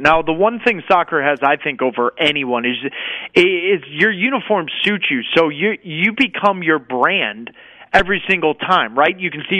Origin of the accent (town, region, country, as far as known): St. Louis, Missouri, United States